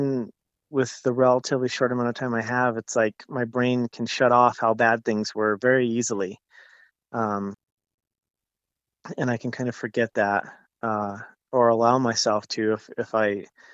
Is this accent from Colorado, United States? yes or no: yes; Pueblo, Colorado, United States; also born or lived in Tucson, Arizona / Albuquerque, New Mexico / Broomfield, Colorado / Boulder, Colorado; now in Denver area, United States; I grew up in Pueblo. I was born in Colorado Springs, but I grew up in Pueblo.